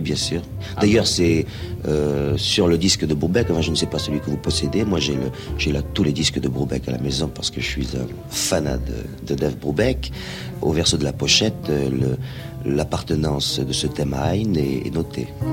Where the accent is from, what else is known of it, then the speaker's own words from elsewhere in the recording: southern France, France; accent: méridional (southern French); j'ai un accent, n'est-ce pas, mhm. un accent méridional